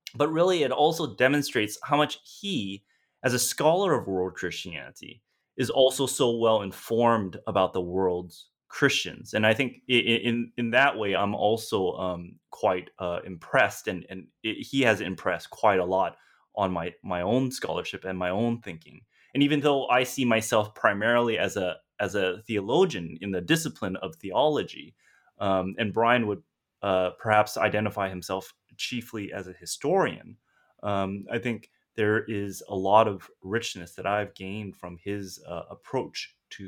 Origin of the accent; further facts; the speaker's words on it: San Gabriel Valley, Los Angeles County, Southern California, United States; moved away; also born or lived in Vancouver; I'm a Chinese American, born and raised in Southern California, and I grew up in a region of uh, Los Angeles County known as San Gabriel Valley or the SGV